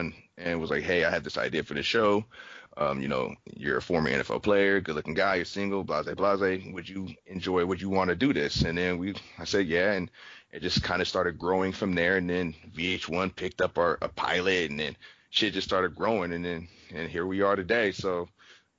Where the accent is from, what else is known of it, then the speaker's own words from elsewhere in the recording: California, United States; I'm from California